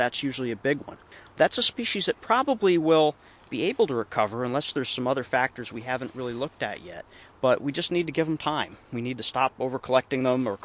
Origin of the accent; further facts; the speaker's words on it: Circleville, New York, United States; also born or lived in Sullivan County, New York; when I was a child growing up in Circleville in Orange County